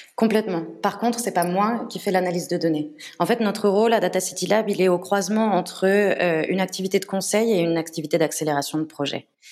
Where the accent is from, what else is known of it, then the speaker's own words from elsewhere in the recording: Paris, Île-de-France, France; moved away as an adult; now in Barcelona, Spain; je suis française, je suis née et j'ai grandi à Paris, mais ça fait maintenant cinq ans que je vis en Espagne, plus précisément euh, à Barcelone